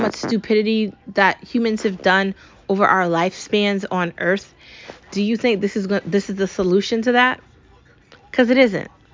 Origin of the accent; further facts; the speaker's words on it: United States; I love being American. I love my home country